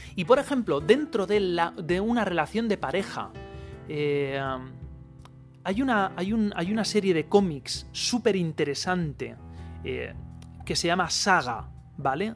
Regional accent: Spain

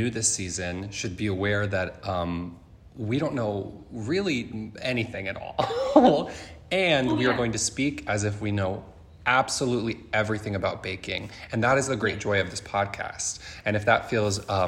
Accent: United States; as an American

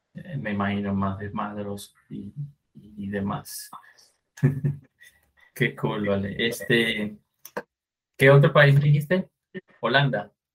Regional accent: Venezuela; moved away; En Venezuela tenemos

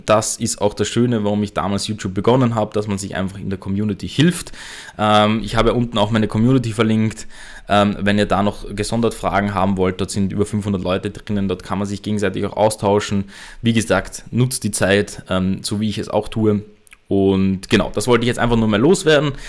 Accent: Austria; bei uns in Österreich

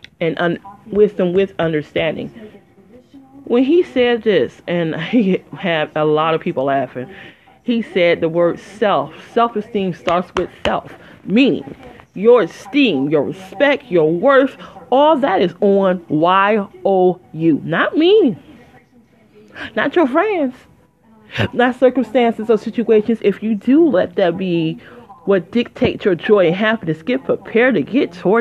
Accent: Detroit, Michigan, United States; moved away as an adult; also born or lived in Flint, Michigan; I'm from Motown. I ain't lived there in 17, oh, I'm sorry. I lived there 20 years.

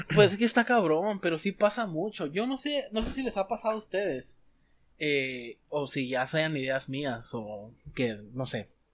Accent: Mexico

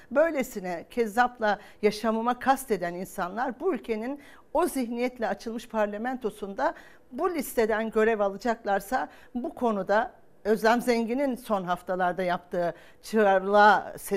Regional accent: Hatay, Turkey; also born or lived in Kahramanmaraş; Yani ben Hatay'dan, Maraş'tan geliyorum. E, oralara baktığınız zaman umuda dair her şeyi yitiriyorsunuz.

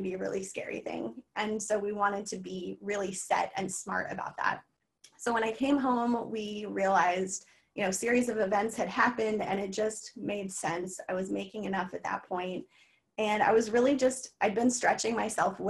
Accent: Missouri, United States; moved away as an adult; also born or lived in East Coast; we moved back to the state or to my hometown in Missouri

